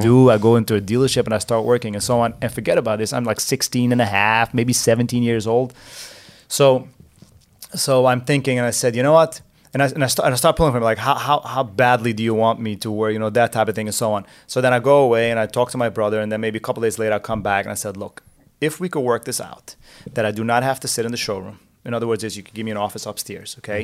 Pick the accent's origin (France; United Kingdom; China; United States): United States; New Square, New York; I grew up in Square, so my parents lived in Square